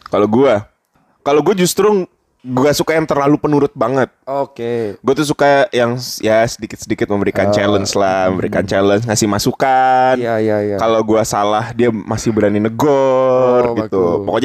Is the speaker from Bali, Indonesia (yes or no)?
yes; Bali, Indonesia; karena gue orang Bali ya jadi pasti di Bali.